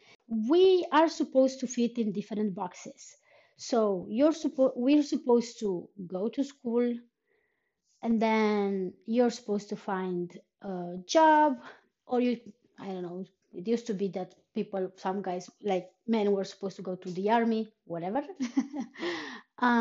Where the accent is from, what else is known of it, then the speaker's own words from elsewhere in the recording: Romania; moved away as an adult; now in Iceland; I've been living in Iceland on and off for almost for more than 3 years, but I am from Romania